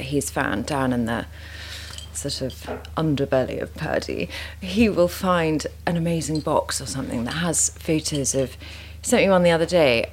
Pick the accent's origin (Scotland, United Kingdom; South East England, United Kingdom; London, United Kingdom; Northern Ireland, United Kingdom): South East England, United Kingdom; Sussex; I grew up in Sussex